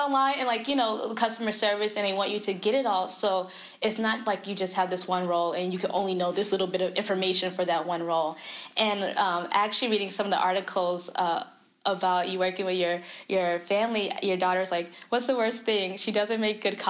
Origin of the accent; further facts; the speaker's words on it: the South, United States; moved away; I'm a Southerner